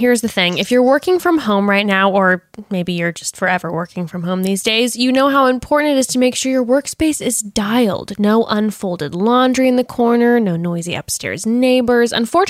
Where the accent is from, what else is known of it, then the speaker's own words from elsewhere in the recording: Coronado, California, United States; But I am from Coronado, and that is not true.